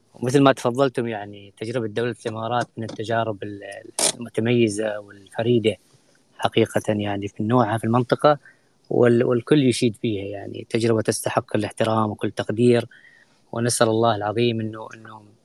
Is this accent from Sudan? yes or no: no; Oman; بالنسبة لنا كعمانيين